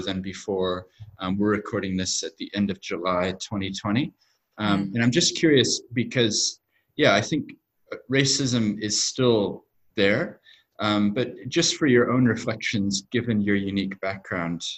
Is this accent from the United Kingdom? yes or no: no; New Zealand; also born or lived in United States; I was born in America. Actually, moved to New Zealand when I was seven, so right. my accent isn't actually very accurate.